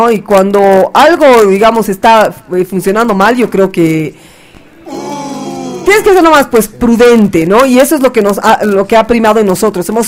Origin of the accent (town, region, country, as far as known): Bolivia